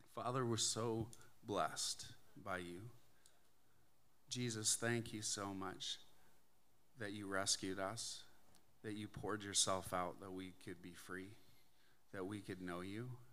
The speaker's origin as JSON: {"language": "English", "country": "Canada", "tie": "born or raised there", "moved": "as an adult", "lives_now": "United States", "said": "I'm Canadian. I grew up in Canada. I moved to the States about twenty, or two thousand three."}